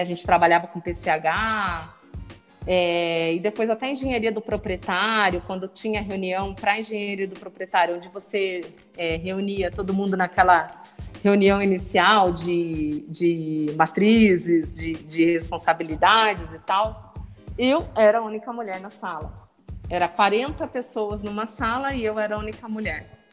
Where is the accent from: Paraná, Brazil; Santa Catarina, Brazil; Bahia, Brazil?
Paraná, Brazil; Apucarana; eu sou do, do, interior do Paraná, né? Sou de Apucarana.